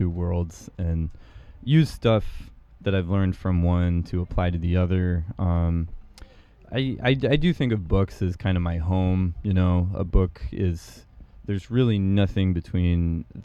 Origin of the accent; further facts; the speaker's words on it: United States; I'm from America